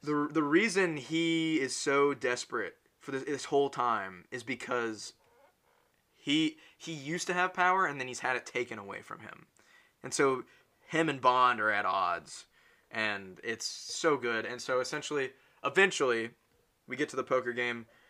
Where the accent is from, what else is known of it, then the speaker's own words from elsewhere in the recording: United States; I'm American